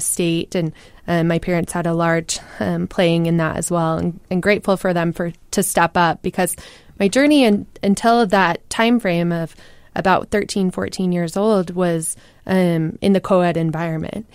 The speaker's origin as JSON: {"language": "English", "region": "Utah", "country": "United States", "tie": "born or raised there"}